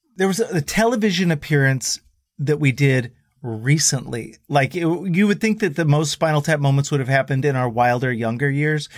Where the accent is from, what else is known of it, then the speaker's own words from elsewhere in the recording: Dallas, Texas, United States; these Texan kids from the 90s